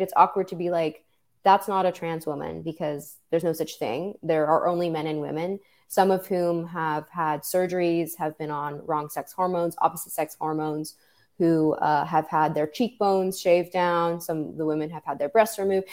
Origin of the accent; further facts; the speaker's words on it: New York City, New York, United States; I'm, I'm originally from New York City